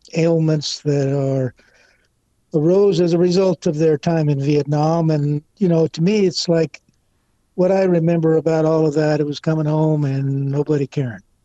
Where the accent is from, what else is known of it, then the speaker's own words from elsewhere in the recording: Casa Grande, Arizona, United States; moved away; my hometown Casa Grande